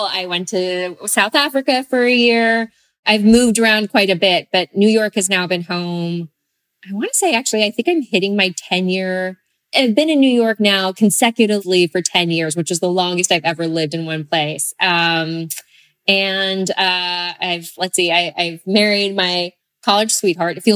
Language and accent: English; Japan; but I do have Japanese citizenship and I actually spent the good portion of my childhood growing up in Japan.